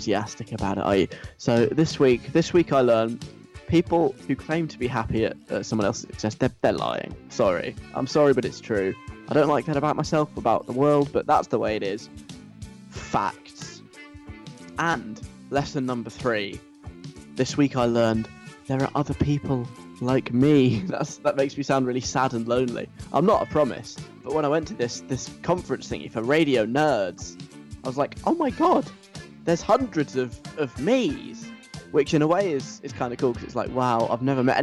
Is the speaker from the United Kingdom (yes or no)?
yes; London, United Kingdom; accent: southern; also born or lived in north of England; I am from the south of England, in case you can't tell by my very, very strongly southern accent. I'm from London.